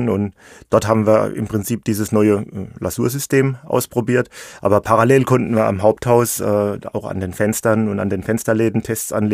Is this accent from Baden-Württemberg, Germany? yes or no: no; Rhineland-Palatinate, Germany; Ich bin Pfälzer mit Leib und Seele, das stimmt. Ich wohne hier in der Region seit vielen Jahren in Neustadt an der Weinstraße. Das liegt direkt am Fuß vom schönen Pfälzer Wald.